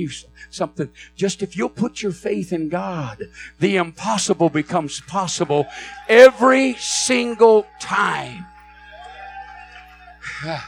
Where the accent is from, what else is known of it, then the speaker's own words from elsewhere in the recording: Flint, Michigan, United States; I was born in Flint, Michigan. Was raised there